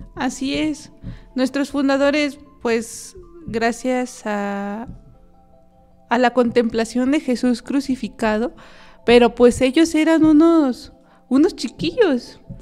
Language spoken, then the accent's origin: Spanish; Querétaro, Mexico; yo soy originaria del estado de Querétaro